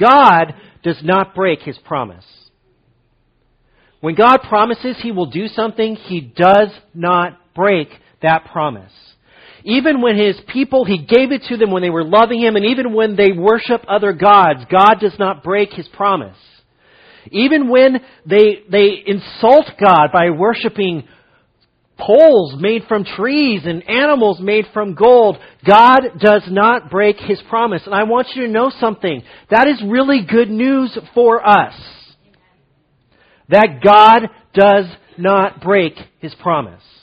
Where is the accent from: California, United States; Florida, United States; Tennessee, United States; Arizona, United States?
California, United States; Fresno; I grew up in Fresno